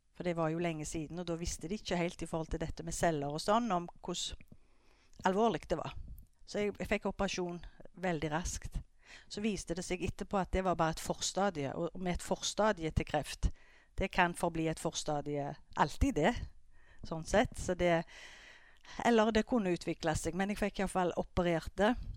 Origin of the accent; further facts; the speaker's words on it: Skudeneshavn, Rogaland, Norway; jeg er oppvokst i Skudeneshavn